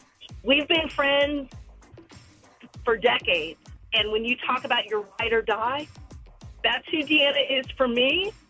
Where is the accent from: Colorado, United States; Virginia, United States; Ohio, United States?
Ohio, United States; now in Texas, United States; I'm originally from Ohio